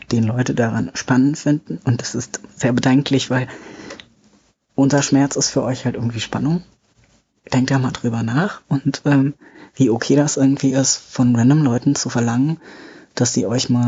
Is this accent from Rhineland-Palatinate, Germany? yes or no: no; Bavaria, Germany; eigentlich komme ich aus Bayern, aber ich bin hier hochgezogen